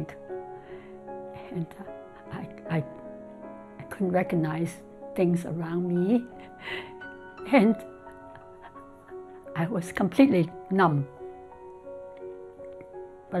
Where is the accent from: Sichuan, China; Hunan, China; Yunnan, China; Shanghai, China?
Shanghai, China; moved away as an adult; also born or lived in Hong Kong; now in United States; I was born in Hong Kong and grew up in Shanghai. And then in May of 1959, I immigrated to the United States